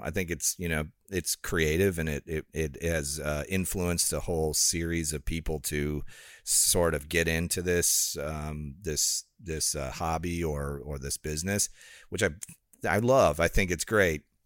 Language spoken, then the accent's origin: English; Rockford, Illinois, United States; moved away; it's in Illinois. So it's called Rockford, Illinois.